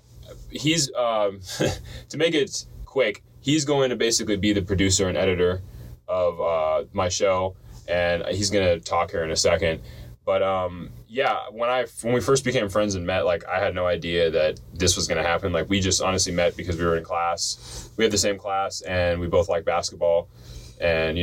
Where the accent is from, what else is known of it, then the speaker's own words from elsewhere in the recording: Florida, United States; now in Washington, United States; I grew up most of my life in Florida